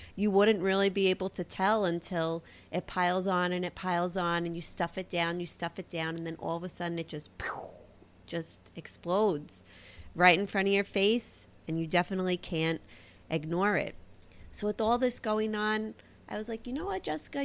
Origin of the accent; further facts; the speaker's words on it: New York City, New York, United States; accent: Brooklyn; my Brooklyn accent. I mean, I can't really hear it, but I've heard it's very heavy.